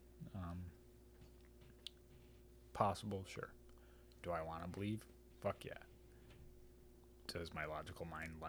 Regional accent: United States

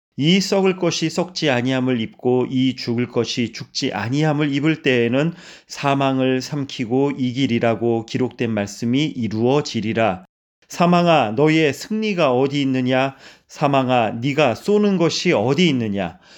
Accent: South Korea

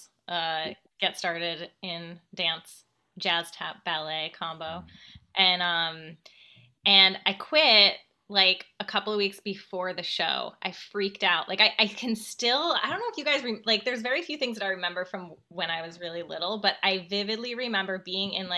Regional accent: New Jersey, United States; I was like commuting from New Jersey after school

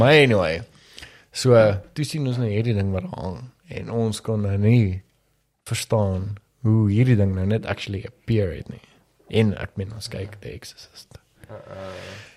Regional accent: Pretoria, Gauteng, South Africa; Ek het groot geword in Valhalla.

